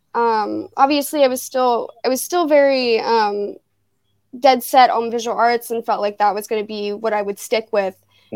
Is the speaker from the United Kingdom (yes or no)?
no; Fairborn, Ohio, United States; also born or lived in Dayton, Ohio; I grew up in Fairborn.